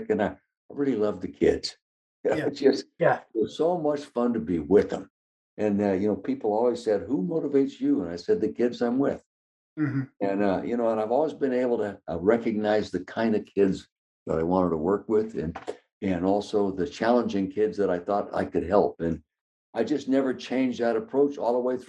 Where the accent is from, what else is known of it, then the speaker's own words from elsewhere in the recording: Calistoga, California, United States; I was born and raised in the Napa Valley, Calistoga, California.